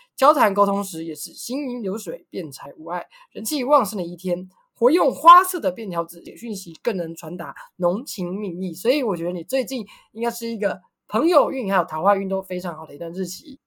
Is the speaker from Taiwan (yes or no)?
yes; Taiwan; 你来台湾来一次就会知道为什么我们要反中共